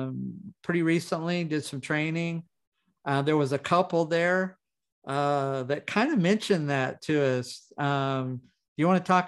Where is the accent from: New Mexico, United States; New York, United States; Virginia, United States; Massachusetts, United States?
New Mexico, United States; Roswell; born there; I was born in Roswell, New Mexico. I had between 40 and 50 fractures by the time I was 13.